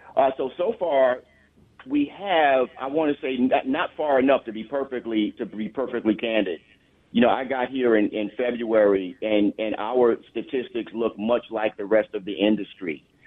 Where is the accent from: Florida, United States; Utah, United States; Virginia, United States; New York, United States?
New York, United States; the New York area, United States; also born or lived in Long Island; I was born and raised in the New York area